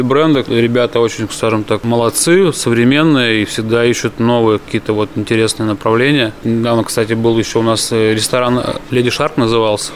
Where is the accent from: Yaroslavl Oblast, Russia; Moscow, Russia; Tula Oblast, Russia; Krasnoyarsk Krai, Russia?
Yaroslavl Oblast, Russia; Kuznechikha; Родился я под Ярославлем. Я деревенский житель, до сих пор там и живу. Деревня Кузнечиха